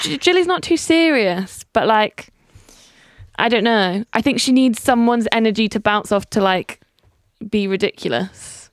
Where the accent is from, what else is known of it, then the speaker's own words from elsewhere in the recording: Coventry, West Midlands, United Kingdom; as a Coventry native